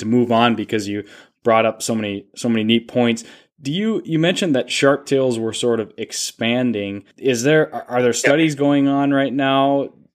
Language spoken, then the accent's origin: English; Duluth, Minnesota, United States; my hometown of Duluth, Minnesota